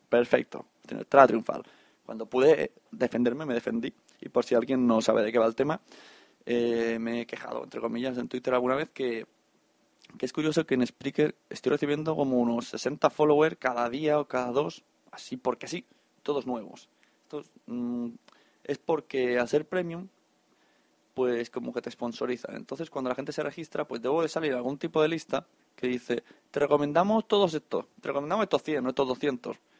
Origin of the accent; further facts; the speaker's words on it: Catalonia, Spain; como buenos catalanes